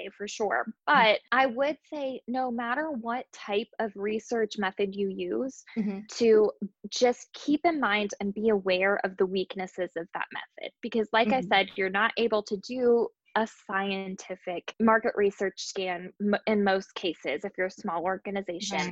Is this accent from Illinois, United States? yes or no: no; Nashville, Tennessee, United States; my hometown is Nashville, Tennessee